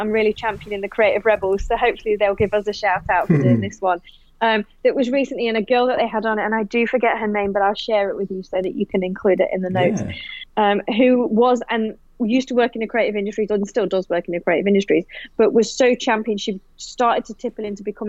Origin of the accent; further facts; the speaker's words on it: United Kingdom; now in Australia; And look, in all honesty, I'm still British as well as I am Australian.